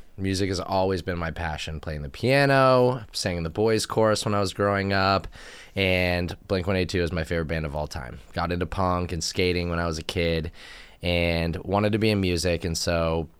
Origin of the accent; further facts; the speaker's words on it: Sausalito, California, United States; I am from San Francisco, California, born and raised. Hello. From a little town called Sausalito, north of San Francisco, right over the Golden Gate Bridge.